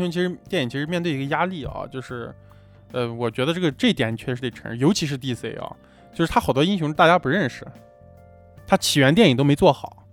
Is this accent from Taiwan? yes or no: no; China; 我们作为一个就是中国人啊，土生土长的这种中国人